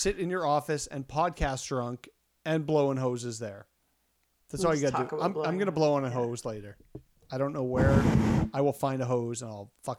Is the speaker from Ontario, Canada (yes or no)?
no; Saskatchewan, Canada; I'm from Saskatchewan.